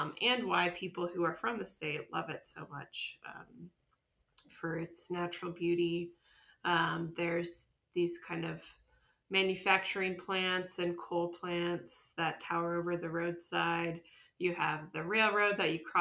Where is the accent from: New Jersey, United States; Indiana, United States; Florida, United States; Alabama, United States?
Indiana, United States; Northern; moved away as an adult; now in Charleston, United States; I grew up in Northern Indiana, which is kind of a Rust Belt town